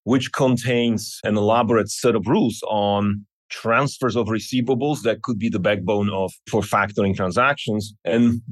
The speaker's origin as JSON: {"language": "English", "country": "Slovakia", "moved": "yes", "lives_now": "Tucson, United States", "said": "I'm originally from Slovakia, but I have been living in Arizona, Tucson for about 20 years now"}